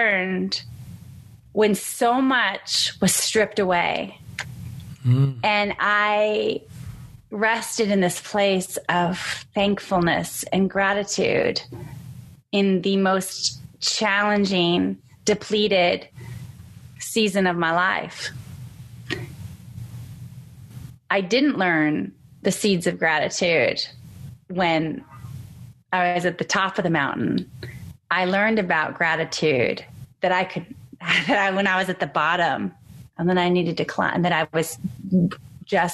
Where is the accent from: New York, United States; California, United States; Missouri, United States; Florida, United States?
California, United States; San Diego; I'm from San Diego